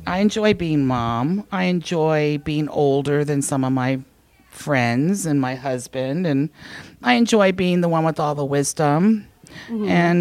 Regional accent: the South, United States; moved away; I grew up in the South

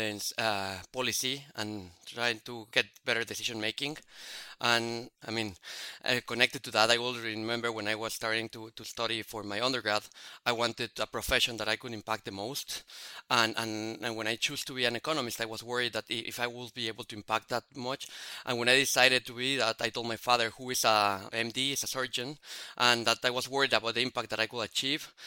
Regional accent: Mexico City, Mexico; moved away; I grew up in Mexico City

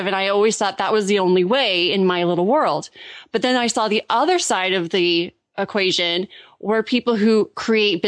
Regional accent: Orange County, California, United States; moved away as an adult; also born or lived in Germany; I grew up in Orange County, California. I'm so fortunate to be from Southern California

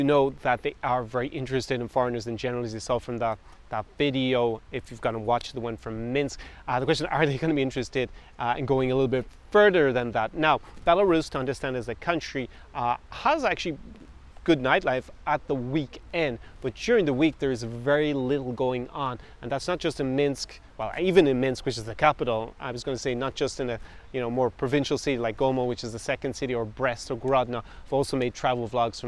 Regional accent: Ireland; I was born in Ireland

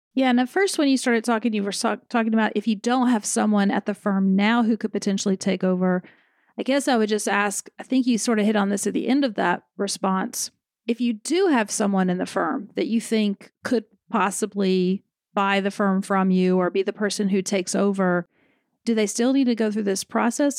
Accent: the South, United States; I'm from the South

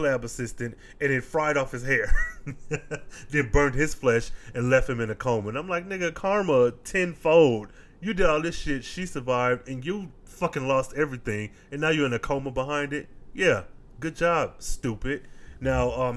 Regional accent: Midwest, United States; I am from the Midwest

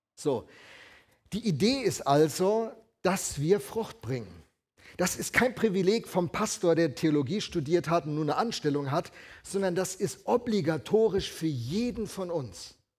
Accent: Alzey, Rhineland-Palatinate, Germany; moved away; bin äh, aufgewachsen in der Gegend von Alzey, Rheinhessen

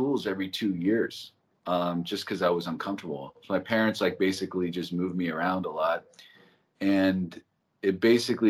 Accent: Los Angeles, California, United States; also born or lived in Santa Monica; I was born in Santa Monica Hospital. I was raised in the Valley

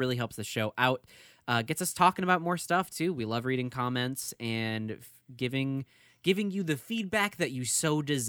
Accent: Florida, United States; I've only ever seen McConaughey like eights, dude, and I'm from Florida.

